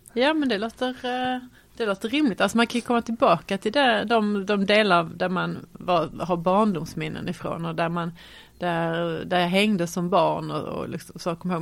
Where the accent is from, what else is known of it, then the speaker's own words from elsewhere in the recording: Malmö, Skåne, Sweden; Jag är född och eh, uppvuxen i Malmö